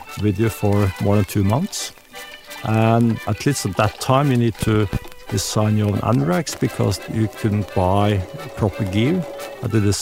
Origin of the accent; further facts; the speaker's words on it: Norway; I'm from Norway.